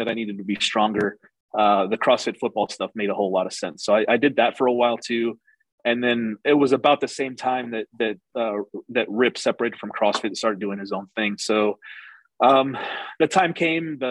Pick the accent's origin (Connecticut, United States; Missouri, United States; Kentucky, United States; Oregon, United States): Missouri, United States; St. Louis; moved away as an adult; also born or lived in Columbus / Reno; now in Wichita Falls, United States; I lived and grew up in St. Louis.